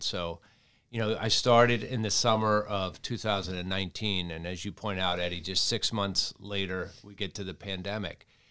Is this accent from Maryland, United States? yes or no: yes; Towson, Maryland, United States; moved away; my hometown of Towson